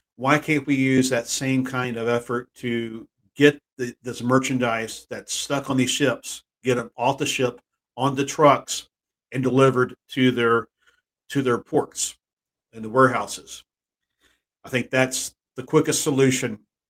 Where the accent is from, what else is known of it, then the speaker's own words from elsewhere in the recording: Texas, United States; moved away; my hometown back in Texas